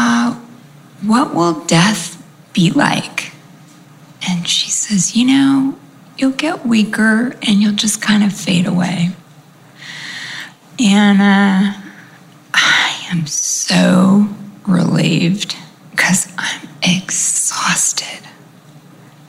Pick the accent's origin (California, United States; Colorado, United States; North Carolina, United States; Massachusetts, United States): California, United States; also born or lived in New York; I grew up in California, and we really cared about community